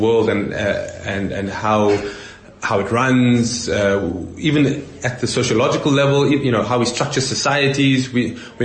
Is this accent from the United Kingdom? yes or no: no; South Africa; as a South African